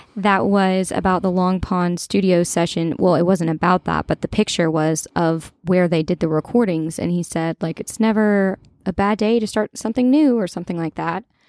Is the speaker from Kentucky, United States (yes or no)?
yes; Kentucky, United States; I'm from Kentucky